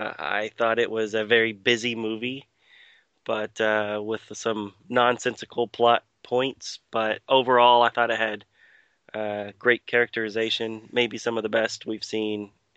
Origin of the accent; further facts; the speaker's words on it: United States; we're both from United States.